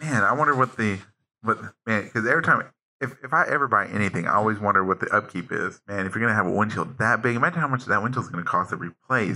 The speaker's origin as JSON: {"language": "English", "country": "United States", "tie": "born or raised there", "said": "I was born here in the United States"}